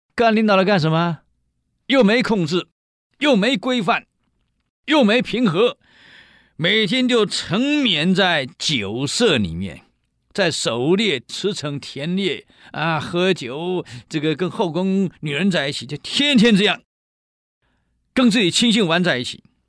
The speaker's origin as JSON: {"language": "Chinese", "country": "Taiwan", "said": "我们台湾人有一句俗语"}